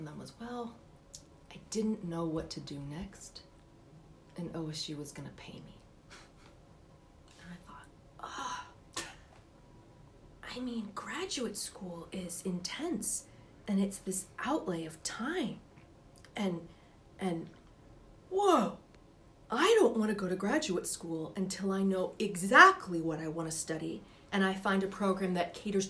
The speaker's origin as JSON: {"language": "English", "town": "Upper Arlington", "region": "Ohio", "country": "United States", "said": "we both are people from Ohio"}